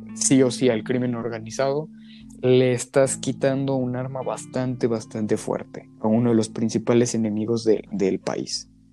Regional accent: Mexico; en mi caso particular como mexicano

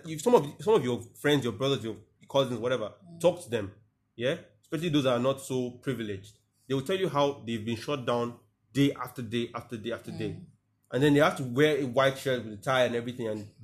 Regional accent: Nigeria; being a Nigerian

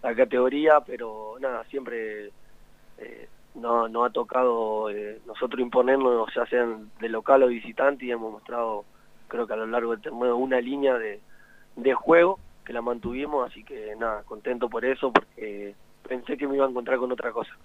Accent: La Plata, Buenos Aires Province, Argentina; now in Mendoza, Argentina; soy de La Plata

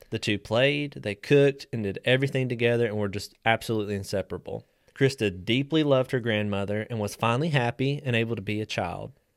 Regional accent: West Virginia, United States; moved away as an adult; now in Tennessee, United States; I'm a West Virginia transplant. I've only been here about ten years

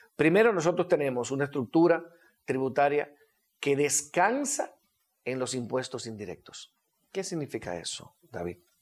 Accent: Dominican Republic; como decimos dominicanos

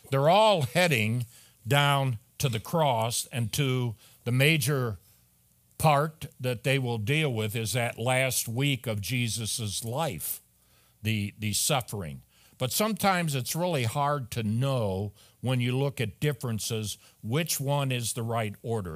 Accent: Chicago, Illinois, United States; also born or lived in Accident, Maryland; I was born in Chicago. I grew up in a single parent home

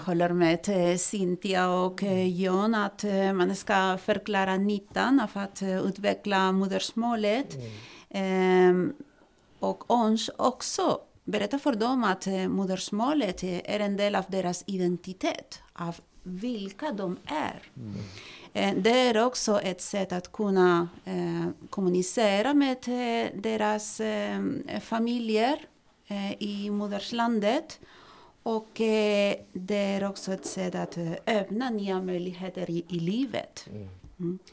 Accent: Spain; Swedish is a second language; now in Sweden; kommer från Spanien och har bott här i Sverige i 21 år

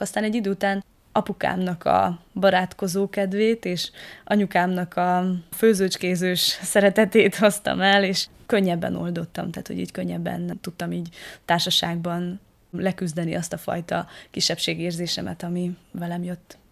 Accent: Madéfalva, Harghita County, Romania; now in Eger, Hungary; Madéfalváról származom, Erdélyben egy kis falucska

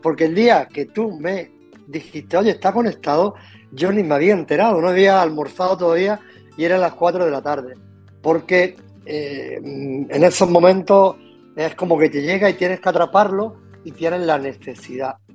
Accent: Loja, Andalusia, Spain; yo soy de donde soy, soy del sur de, de España, Andalucía, de Granada, de Loja, o de, de, pueblo, ¿no? de campo

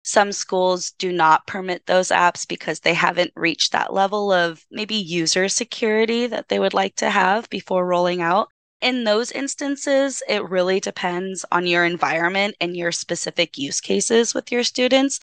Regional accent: Los Angeles, California, United States; product of Los Angeles, born and raised in East LA.

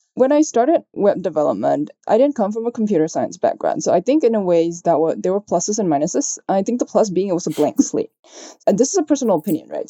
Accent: Malaysia; I'm Chinese, if you can tell from my name, and so I, I grew up in Malaysia

